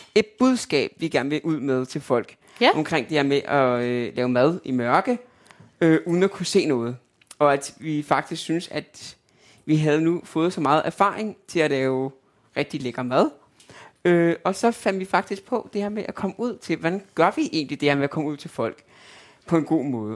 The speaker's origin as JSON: {"language": "Danish", "town": "Albertslund", "region": "Capital Region of Denmark", "country": "Denmark", "also_born_or_lived": "Østerbro, Copenhagen", "moved": "as an adult", "lives_now": "Copenhagen, Denmark", "said": "Oprindeligt er jeg fra Albertslund"}